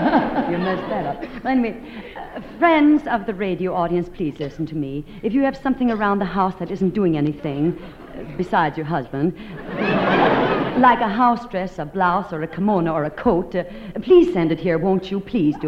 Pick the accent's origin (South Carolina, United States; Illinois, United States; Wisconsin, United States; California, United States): Wisconsin, United States; Milwaukee; moved away; I'm from Milwaukee